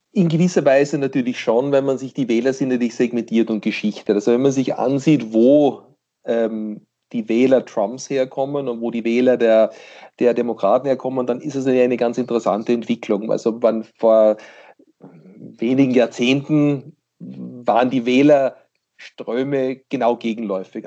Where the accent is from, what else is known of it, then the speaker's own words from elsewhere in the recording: Pennsylvania, United States; dort wo ich herkomme, in Pennsylvania